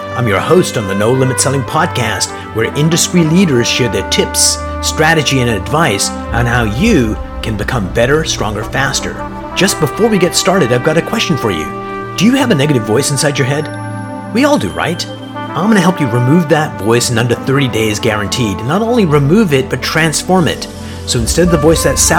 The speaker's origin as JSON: {"language": "English", "country": "Canada", "said": "I'm a Canadian"}